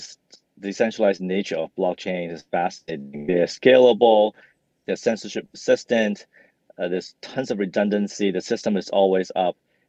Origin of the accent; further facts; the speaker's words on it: Hong Kong; also born or lived in Vancouver, Canada; I grew up in Hong Kong and Vancouver and studied computer engineering while I was an undergrad.